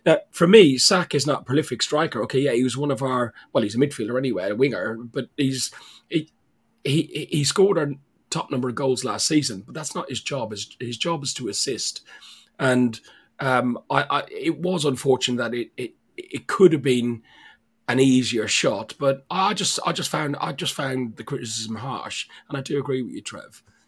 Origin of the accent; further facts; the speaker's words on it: Ireland; Martinez, listen, you know I'm Irish dyslexic and I can't pronounce your name.